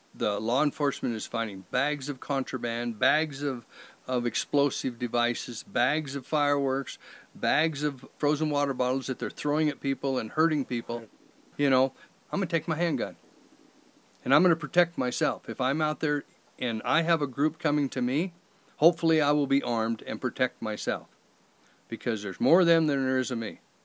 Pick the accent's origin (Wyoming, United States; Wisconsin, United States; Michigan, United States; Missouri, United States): Wyoming, United States; Lander; now in Atlantic City, United States; I'm from Lander.